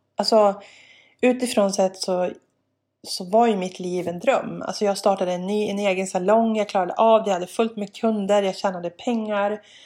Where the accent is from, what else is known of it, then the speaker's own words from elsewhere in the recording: Jämtland, Sweden; also born or lived in Bolivia; växte jag upp där på landet, rätt så ensam